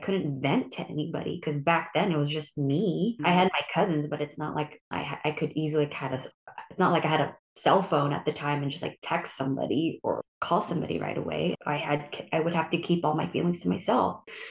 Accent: Philippines; And not only am I Filipino, but also I'm an only child.

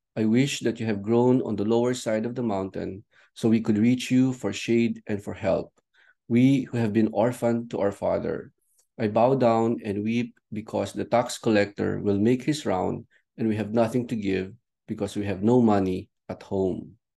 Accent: Ivana, Cagayan Valley, Philippines; my hometown, Ivana, in Batan Island.

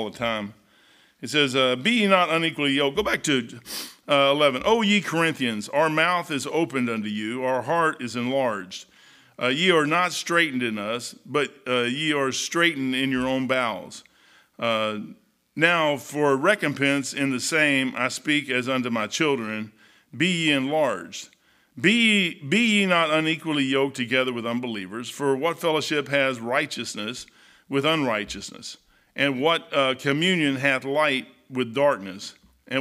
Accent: Kentucky, United States; I am from Kentucky. I'm a hillbilly.

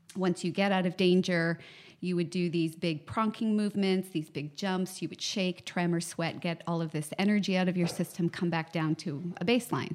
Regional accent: Canada; I'm a psychotherapist from Canada

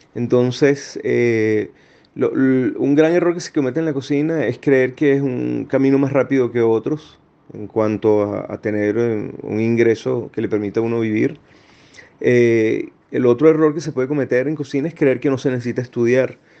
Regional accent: Venezuela; moved away as an adult; now in Chile

